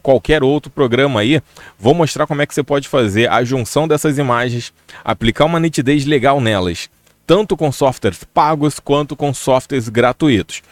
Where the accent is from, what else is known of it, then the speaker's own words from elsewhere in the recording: Rio de Janeiro, Brazil; aqui no Rio de Janeiro, porque eu sou do Rio de Janeiro